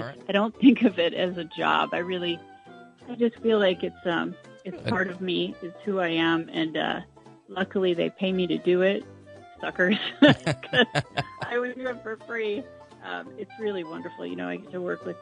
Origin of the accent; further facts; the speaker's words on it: Springfield, United States; also born or lived in Chicago; I grew up in Springfield, and I started dancing with Grace Nottavati when I was 4 years old